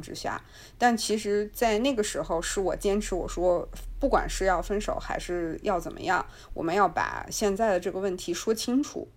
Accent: China; 我们中国人

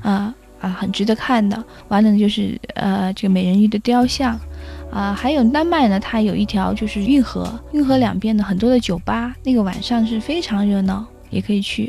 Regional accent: China; 我们中国人

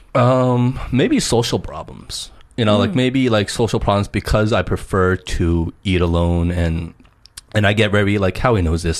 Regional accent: New Jersey, United States; growing up in New Jersey

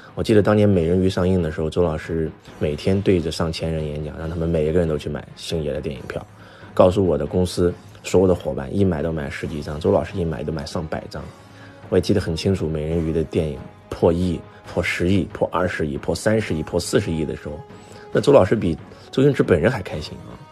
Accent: China; 我们中国人

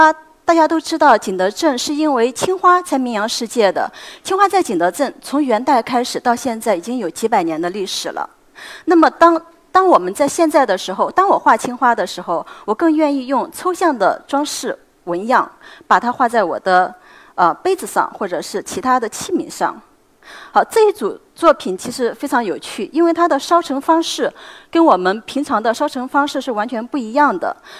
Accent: China; 我们中国人

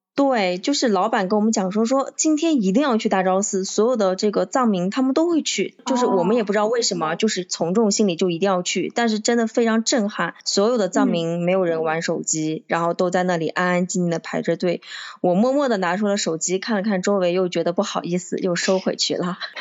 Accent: Xinjiang, China; 因为我是新疆人，我们是有时差的

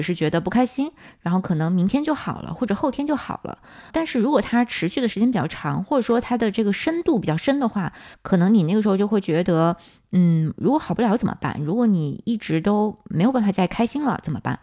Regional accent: China; moved away as an adult; also born or lived in United States; 我们很多在国内长大的小伙伴

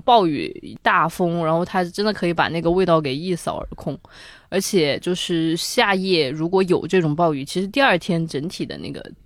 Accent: Sichuan-Chongqing, China; 我从小在就是川渝地区长大

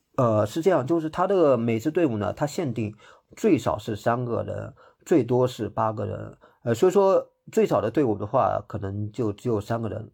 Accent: Hangzhou, Zhejiang, China; 我是浙江人，我是杭州本地人

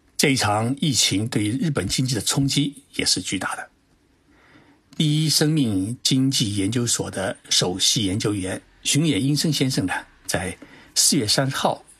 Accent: China; now in Japan; 我们中国人

